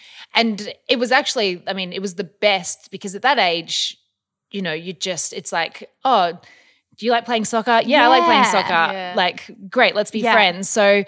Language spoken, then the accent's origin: English; Australia; also born or lived in Melbourne / Newman, Western Australia; I grew up sort of all over Australia. I was born in Melbourne.